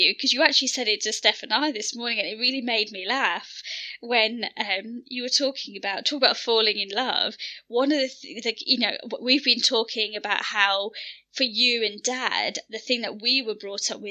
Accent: Birmingham, West Midlands, United Kingdom; we're born and bred in Birmingham, we've grown up in Western society

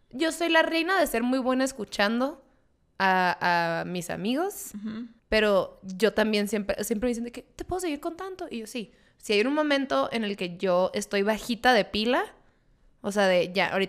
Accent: Mexicali, Baja California, Mexico; Y como yo soy oriunda de Mexicali, soy por ende cachanilla.

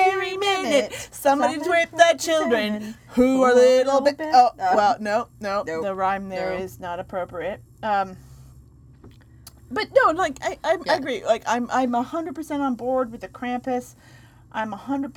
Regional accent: United States; I'm American

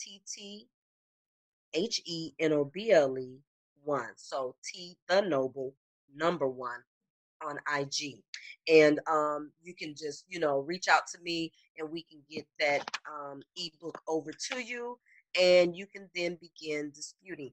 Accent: Illinois, United States; also born or lived in Detroit, Michigan; I am originally from Detroit, but Illinois is where I spent the majority of my life

